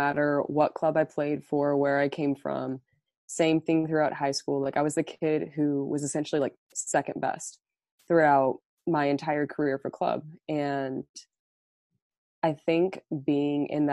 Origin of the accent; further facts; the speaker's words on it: Overland Park, Kansas, United States; moved away; I'm from Overland Park, Kansas, and right now I'm currently at the University of Montebello